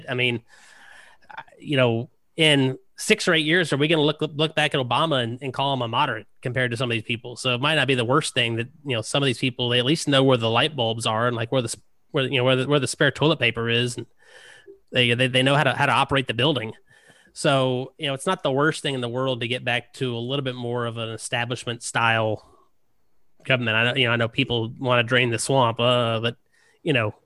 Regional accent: Richmond, Virginia, United States; moved away; the area I grew up in Richmond, Virginia

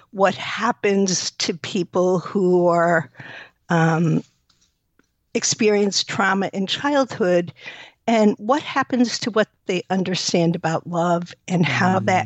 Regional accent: New York, United States; now in Evanston, United States; Uh, New York.

